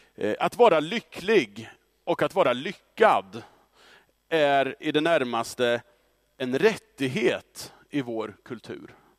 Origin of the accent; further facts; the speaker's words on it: Östra Ryd, Östergötland, Sweden; under 90-talet så växte jag upp i Östra Ryd som tonåring